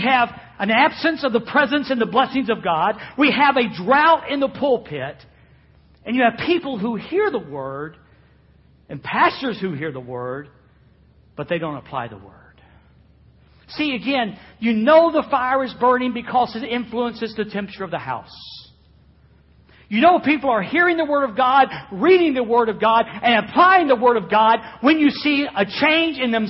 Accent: Florida, United States; I am from Florida

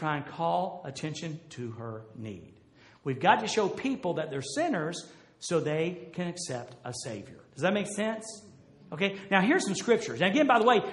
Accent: Jacksonville, United States; moved away; I was from Jacksonville

